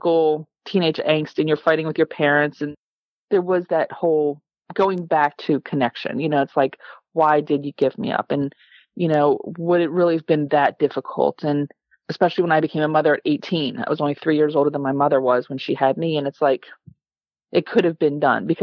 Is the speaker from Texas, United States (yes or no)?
no; Calvert County, Maryland, United States; I grew up in Calvert County.